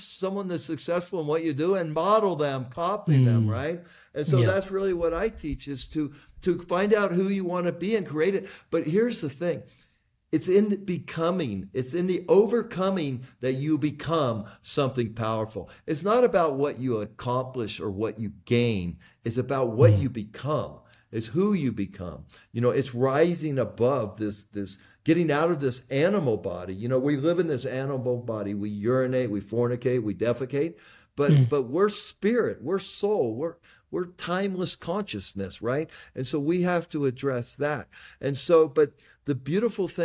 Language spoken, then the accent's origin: English; United States; I was born in America in 1957, white